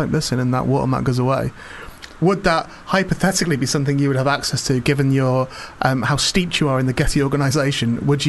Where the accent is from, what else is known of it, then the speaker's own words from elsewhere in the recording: St Helens, North West England, United Kingdom; also born or lived in Warrington; I'm from St Helens.